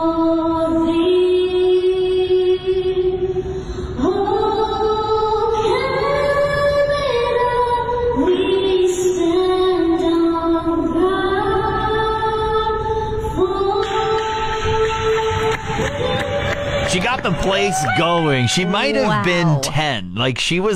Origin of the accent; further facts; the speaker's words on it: Regina, Saskatchewan, Canada; moved away; I grew up in Regina